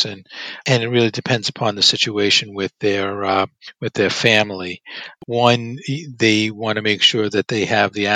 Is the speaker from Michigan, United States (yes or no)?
no; Brooklyn, New York, United States; also born or lived in Long Island; I was born in Brooklyn and raised in Brooklyn, and then eventually my parents made their way to Long Island.